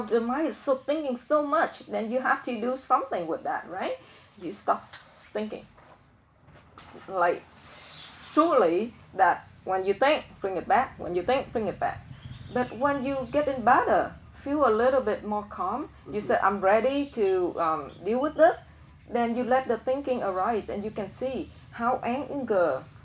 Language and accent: English; Vietnam; English is a second language; moved away; I'm from Vietnam